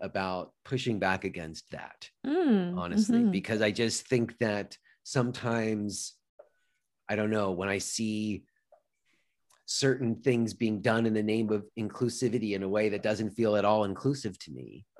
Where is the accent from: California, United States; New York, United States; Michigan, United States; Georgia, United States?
New York, United States; New York City; You know, I grew up in New York City in the 90s.